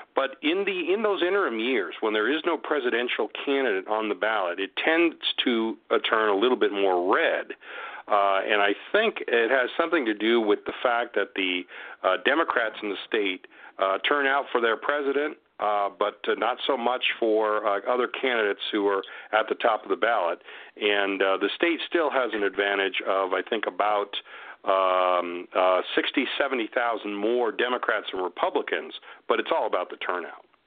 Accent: Huntington Beach, California, United States; moved away as an adult; also born or lived in Pomona / Sacramento / San Bernardino; now in Las Vegas, United States; my hometown of Huntington Beach, California

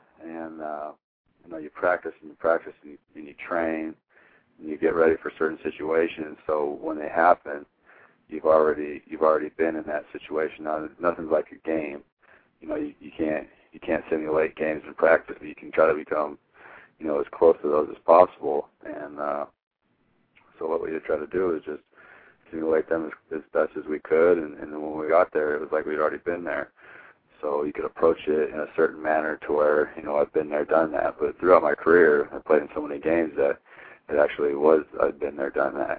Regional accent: Hermiston, Oregon, United States; growing up from where I'm from, was not a lot of people come out of Hermiston with Division I scholarships

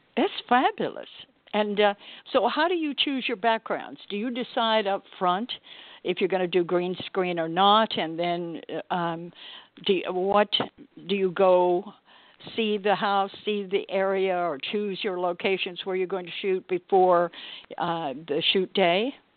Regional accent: Texas, United States; I come from Texas and I grew up in poker land down there

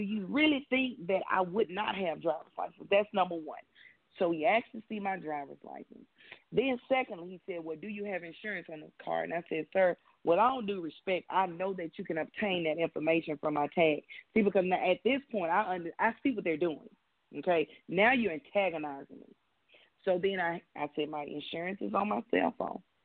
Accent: Birmingham, Alabama, United States; moved away as an adult; also born or lived in Vermont / El Paso, Texas / Mobile, Alabama / Atlanta, Georgia; I am from Birmingham, Alabama, uh, born and raised

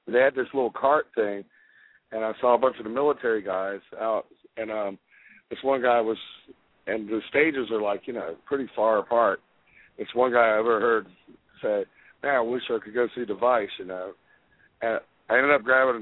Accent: Fayetteville, North Carolina, United States; I was born in Fayetteville, North Carolina, right beside Fort Bragg

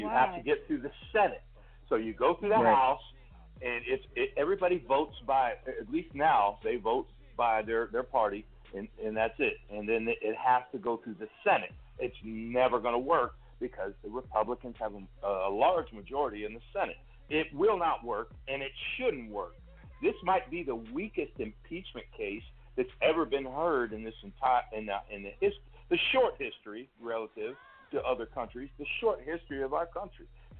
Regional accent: Cleveland, Ohio, United States; I'm from Cleveland, Ohio

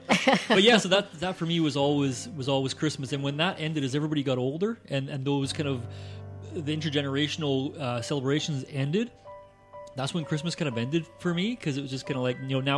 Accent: Scotland, United Kingdom; now in Canada; as I grew up in Scotland, I had like tons of cousins

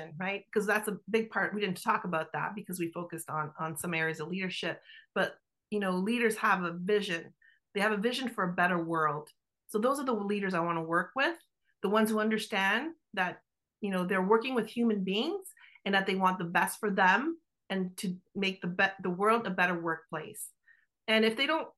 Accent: Canada; accent: Italian Canadian; my Italian Canadian accent

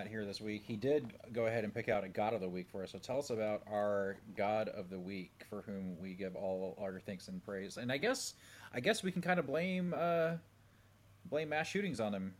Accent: Indiana, United States; I'm from Indiana.

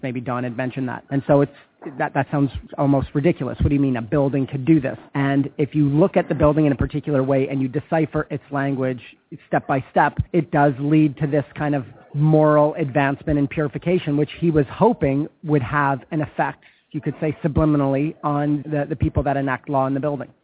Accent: Winnipeg, Manitoba, Canada; my hometown

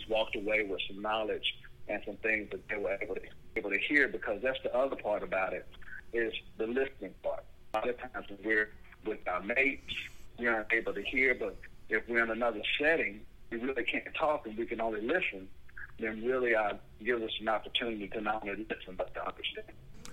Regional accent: Buffalo, New York, United States; now in Atlanta, United States; I was born in Buffalo

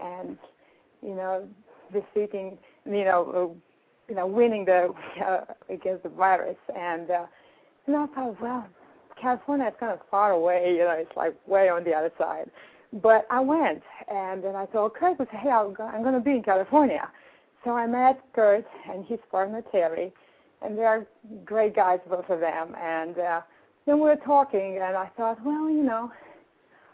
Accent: Romania; now in New York, United States; I'm from Europe, as you can tell from the accent

